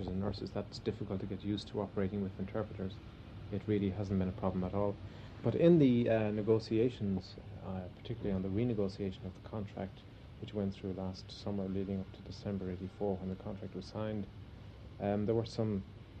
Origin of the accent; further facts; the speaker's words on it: Ireland; We are Irish and we speak Irish